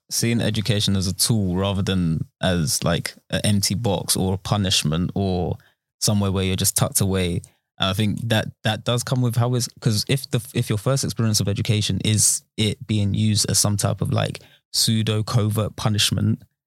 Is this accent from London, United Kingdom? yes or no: yes; Romford, London, United Kingdom; born or raised there; also born or lived in Peckham, South London